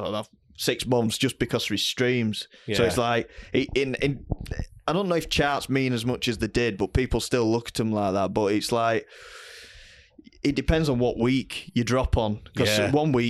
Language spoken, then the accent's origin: English; Bolton upon Dearne, Yorkshire and the Humber, United Kingdom; I'm from Bolton on Dearn